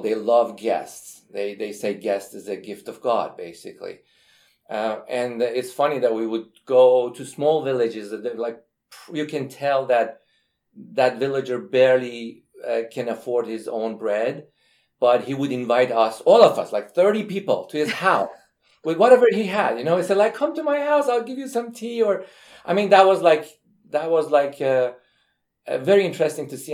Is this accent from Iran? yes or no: yes; Iran; now in United States; I'm from Iran